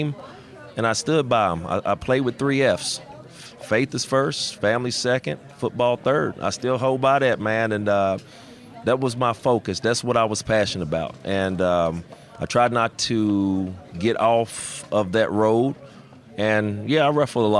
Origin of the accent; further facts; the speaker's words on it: Rand, West Virginia, United States; I'm from West Virginia